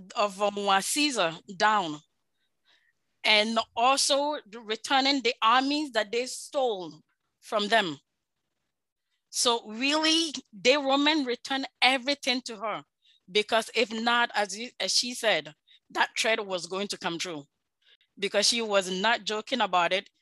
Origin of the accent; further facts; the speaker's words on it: Ashanti, Ghana; I am from Ashanti, Ashanti Kingdom.